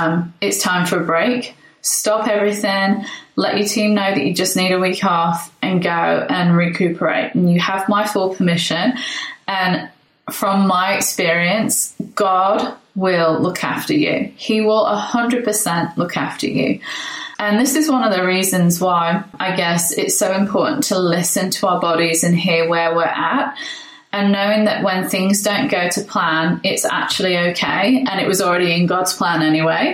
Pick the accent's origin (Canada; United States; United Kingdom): United Kingdom; England; now in Brisbane, Australia; I'm English